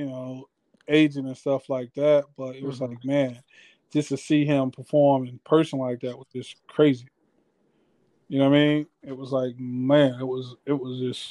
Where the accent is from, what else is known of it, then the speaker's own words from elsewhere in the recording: Miami, Florida, United States; I'm from Miami.